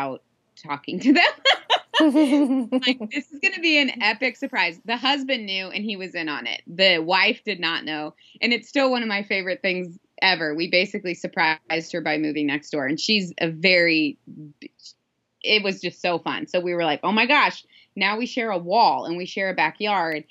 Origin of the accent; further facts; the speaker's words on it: Midwest, United States; moved away; Growing up in the Midwest, where we drove 30 minutes everywhere